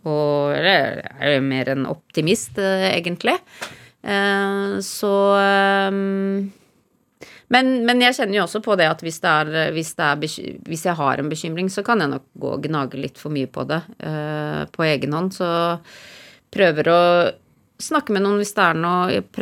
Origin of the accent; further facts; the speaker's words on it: Oslo, Norway; Da jeg kom fra Oslo til ødemarken i Finnmark og lette etter skatter og sånn.